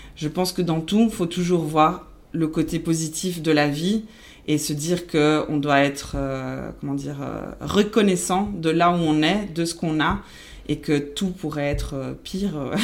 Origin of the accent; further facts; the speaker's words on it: Belgium; first language Spanish; French is a second language; also born or lived in Argentina / Dubai / Thailand; je suis née en Argentine et après j'ai grandi euh, en Belgique mhm. euh, où j'ai fait euh, voilà où j'ai fait mes études. Donc du coup ma langue maternelle c'est l'espagnol